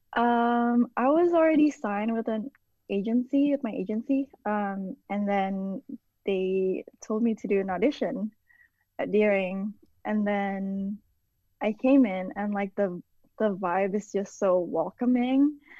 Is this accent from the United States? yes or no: no; Indonesia; moved away; I grew up in Indonesia